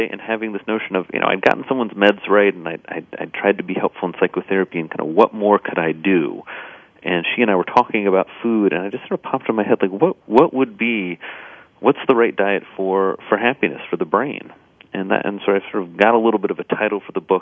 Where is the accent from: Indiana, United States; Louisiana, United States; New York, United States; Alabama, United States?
Indiana, United States; moved away; I grew up in Indiana on a farm